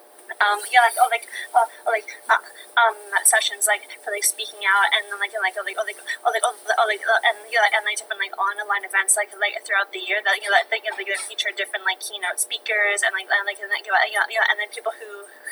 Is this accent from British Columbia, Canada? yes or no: no; London, Ontario, Canada; moved away as an adult; now in Ottawa, Canada; growing up, I had a stutter. I'm from London, Ontario. But I'm currently living in Ottawa, Ontario